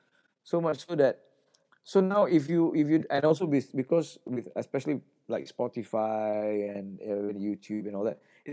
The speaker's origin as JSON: {"language": "English", "country": "Singapore"}